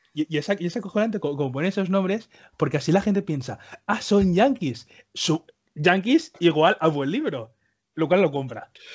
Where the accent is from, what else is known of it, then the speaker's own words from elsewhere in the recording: Spain; accent: Spanish; yo y mis hermanos, todos nacimos aquí, nos hemos quedado aquí. Yo, por ejemplo, yo tengo acento de español, yo no tengo acento de Cuba